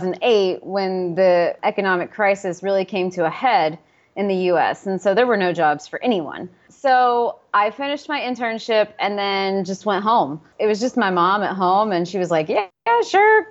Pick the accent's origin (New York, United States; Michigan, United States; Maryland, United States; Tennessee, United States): Tennessee, United States; East; also born or lived in North Carolina / Nashville, Tennessee; So I'm from East Tennessee, and we had a ton of friends, mutual friends, in Nashville, Tennessee.